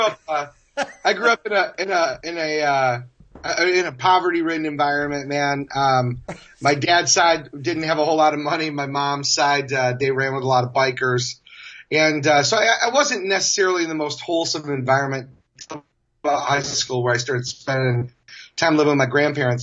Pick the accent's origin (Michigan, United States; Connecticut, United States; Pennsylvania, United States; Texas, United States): Michigan, United States; Kalamazoo; moved away as an adult; now in San Francisco, United States; where I was born and raised in Michigan